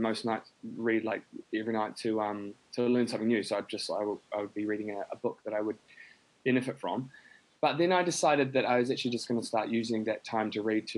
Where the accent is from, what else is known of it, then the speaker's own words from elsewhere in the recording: New Zealand; I grew up in New Zealand.